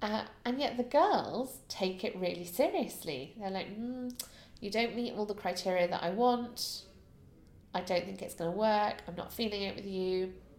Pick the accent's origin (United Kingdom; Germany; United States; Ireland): United Kingdom; as a Brit